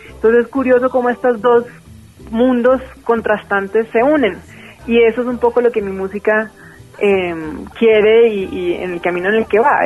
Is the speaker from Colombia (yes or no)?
yes; Bogotá, Colombia; Yo nací en, en, en Bogotá, aunque mi familia es paisa.